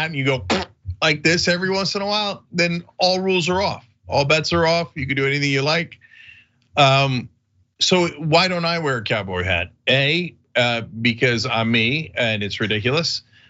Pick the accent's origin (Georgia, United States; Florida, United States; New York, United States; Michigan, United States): Michigan, United States; Detroit; But I'm from Detroit, so I have to wear this instead.